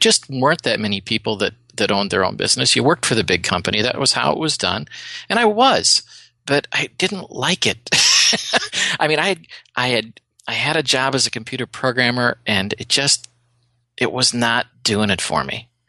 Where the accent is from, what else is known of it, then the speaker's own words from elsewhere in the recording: Wisconsin, United States; Now, I grew up in Wisconsin, and you all know we're cheeseheads from Wisconsin.